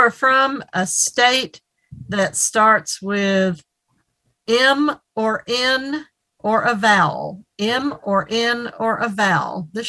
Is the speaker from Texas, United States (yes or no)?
no; Tennessee, United States; I'm from Tennessee